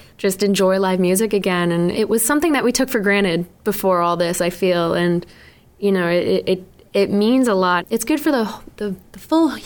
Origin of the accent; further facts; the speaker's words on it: South Shore of Massachusetts, United States; I was born and raised on the South Shore of Massachusetts